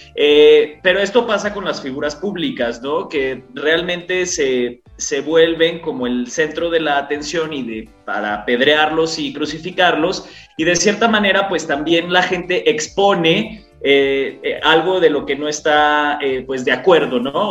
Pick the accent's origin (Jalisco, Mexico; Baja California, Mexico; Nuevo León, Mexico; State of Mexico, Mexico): Jalisco, Mexico; yo también soy de Jalisco